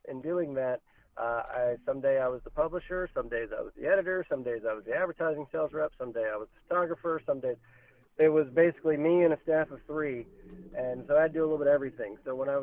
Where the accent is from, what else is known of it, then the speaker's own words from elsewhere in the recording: Virginia, United States; moved away as an adult; now in Iowa, United States; I'm from Virginia originally, moved to Iowa about 8 years ago